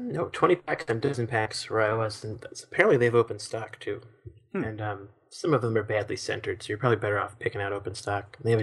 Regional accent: Baltimore, Maryland, United States; accent: Baltimore; I'm debating whether or not I should just amp up my Baltimore accent on the radio

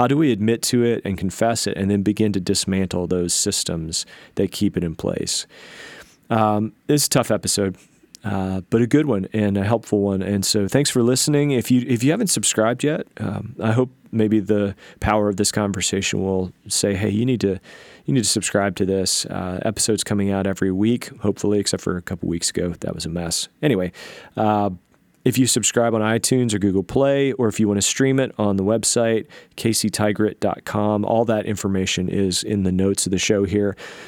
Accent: the South, United States; You know, I grew up in the South, and so I miss my accent sometimes.

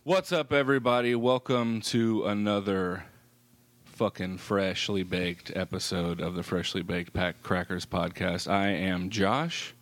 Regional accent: Effingham, Illinois, United States; moved away; I'm originally from Effingham, you know, so we're actually originally from Bears country.

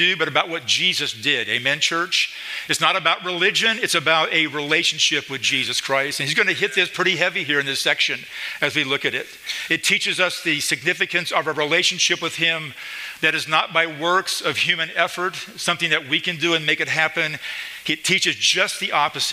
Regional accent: Idaho, United States; moved away as an adult; also born or lived in Springfield, Missouri; now in Midwest, United States; We're from Idaho, in that area.

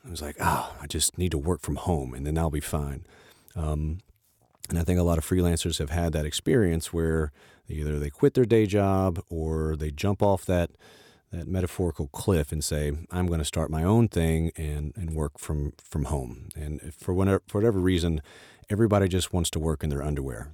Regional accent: the South, United States; I grew up in the South, and my mother was the minister of music at our church

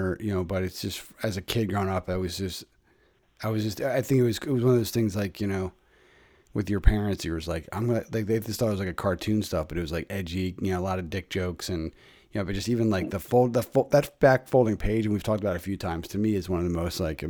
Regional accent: Philadelphia, Pennsylvania, United States; checking in from my hometown, the city of Brotherly Love in the Northeast, the Mayfair section, keeping it close to my roots

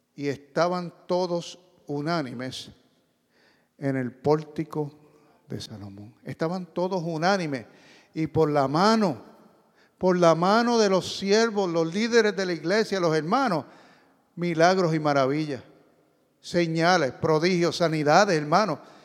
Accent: Puerto Rico; Yo soy boricua

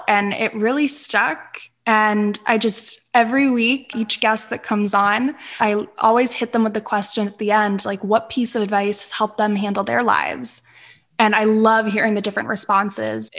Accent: Northeastern Pennsylvania, United States; moved away; I grew up in Northeastern Pennsylvania

